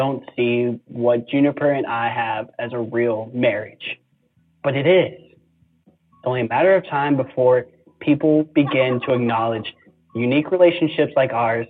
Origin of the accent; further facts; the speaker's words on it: Beaver Creek, Wisconsin, United States; I'm 36 years old. I'm from Beaver Creek, Wisconsin.